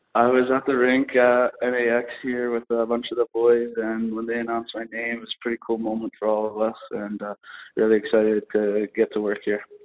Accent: Lacombe, Alberta, Canada; I know it's a small town, but that's all right. I'm from Lacombe, so I'm used to that.

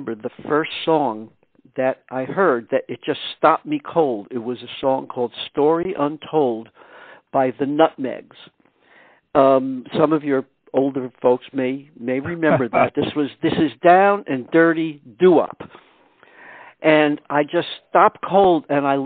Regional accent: New York City, New York, United States; also born or lived in Eastchester, New York; I was born in Brooklyn, New York. And we lived there until I was 12 years old. And then we moved to Eastchester, New York, which is a suburb of the city.

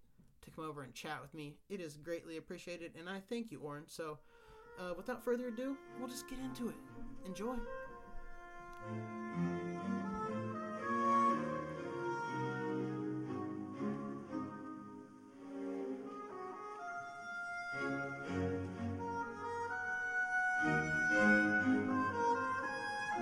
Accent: Kansas, United States; moved away as an adult; now in San Diego, United States; I'm from Kansas and moved out here about 4 years ago

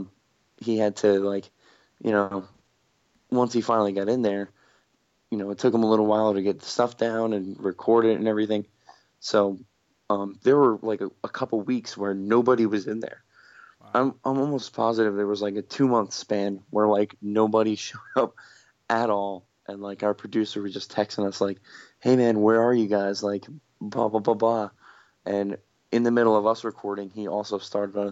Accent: Toms River, New Jersey, United States; We're from Toms River

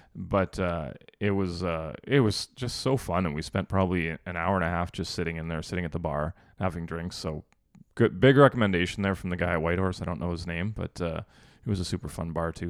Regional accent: Canada; We're from Canada.

